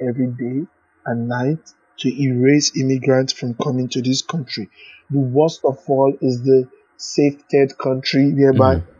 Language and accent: English; Nigeria; moved away as an adult; now in United States; I came because I was fleeing persecution from my home country, Nigeria.